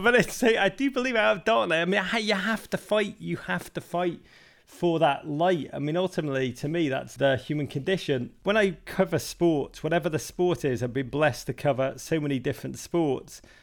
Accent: Liverpool, North West England, United Kingdom; moved away as an adult; now in New York, United States; I grew up in Liverpool

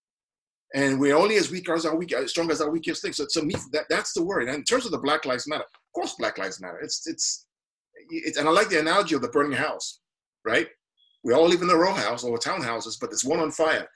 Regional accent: Nigeria; now in United States; I came from Nigeria, where I grew up, you know, under the Abacha and the Babangida years

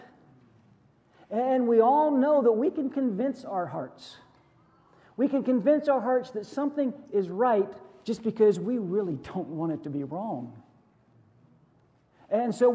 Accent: Western Pennsylvania, United States; I grew up in Western Pennsylvania

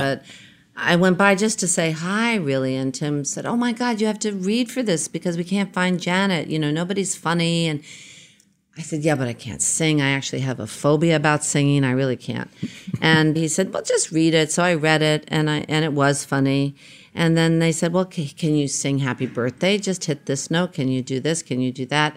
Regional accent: New York, United States; I was born in New York. I spent early, early years in Queens

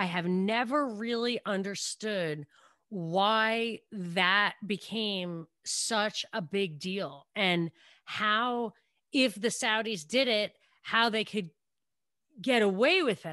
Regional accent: New York, United States; I'm from New York.

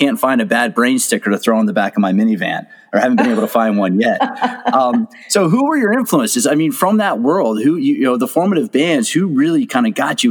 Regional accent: Washington, District of Columbia, United States; I grew up in the Washington DC area in the 80s.

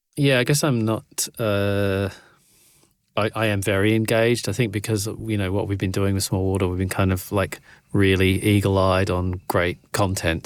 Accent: Australia; I'm Australian

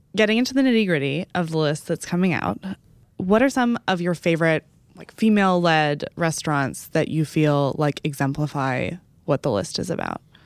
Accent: Dallas, Texas, United States; moved away; the last couple times that I've gone home to Dallas

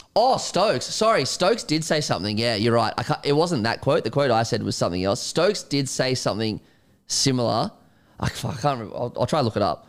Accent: Australia; an Australian cricket fan

